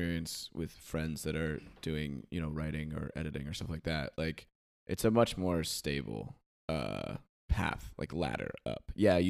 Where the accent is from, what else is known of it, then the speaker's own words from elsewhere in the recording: Australia; And I'm like, yeah, I'm from Australia.